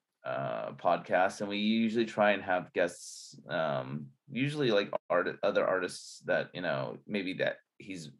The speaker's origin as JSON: {"language": "English", "country": "United States", "said": "me being Chinese American with parents that are from China"}